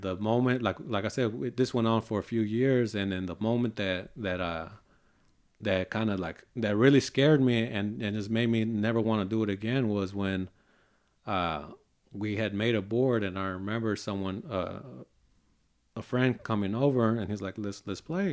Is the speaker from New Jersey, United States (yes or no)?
no; Hayward, California, United States; also born or lived in Tracy, California; I grew up, uh, in Hayward, California with four of my brothers